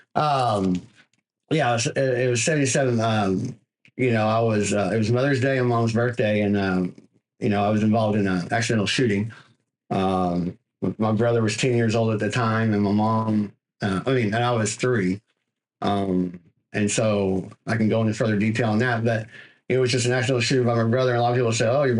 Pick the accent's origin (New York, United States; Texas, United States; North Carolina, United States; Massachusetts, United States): Texas, United States; White Oak; moved away as an adult; also born or lived in Longview, Texas / Tyler, Texas; now in Southeast Texas, United States; I grew up in White Oak, Texas, which is a little small community, about 3,500, maybe a little bigger now, next to Longview, Texas